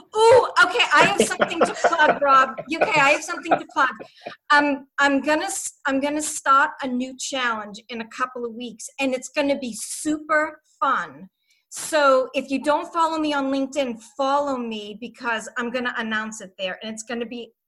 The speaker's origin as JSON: {"language": "English", "town": "Boston", "region": "Massachusetts", "country": "United States", "accent": "Boston", "said": "my Boston accent"}